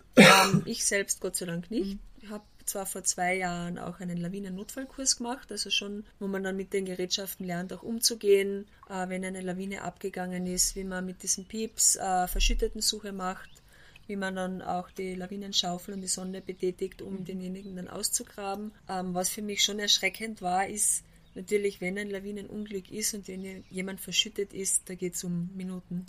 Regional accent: Austria; bei uns in Österreich

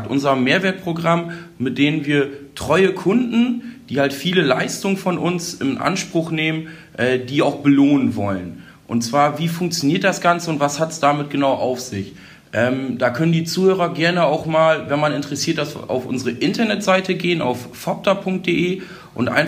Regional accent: Holdorf, Lower Saxony, Germany; Bin sonst auch gebürtiger Holdorfer, also sehr hier in der Gemeinde mit vielen Vereinen verwurzelt

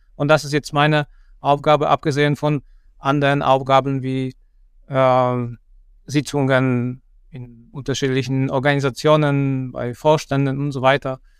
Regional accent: Poland; moved away as an adult; also born or lived in Kassel, Germany; now in Germany; ich komme ursprünglich aus Polen und dort habe ich Ingenieurbauwesen studiert.

